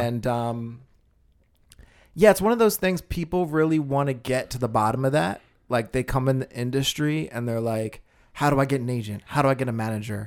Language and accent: English; United States; I'm very American.